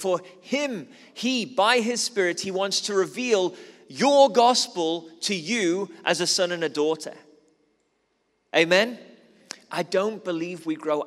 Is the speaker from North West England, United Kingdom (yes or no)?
yes; Liverpool, North West England, United Kingdom; moved away as an adult; now in South Africa; I'm originally from Liverpool